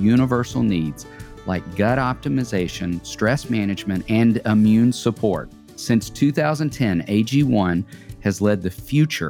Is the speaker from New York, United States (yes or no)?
no; Tennessee, United States; We are both from Tennessee.